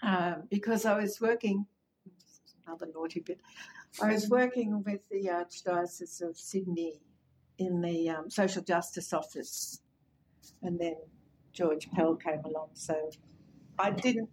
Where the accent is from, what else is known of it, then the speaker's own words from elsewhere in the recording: Papua New Guinea; now in Australia; I always say I grew up in Papua New Guinea. It was really an amazing place to live and learn about a new culture, a different culture. So when I came back to Australia, it kind of after 18 years or so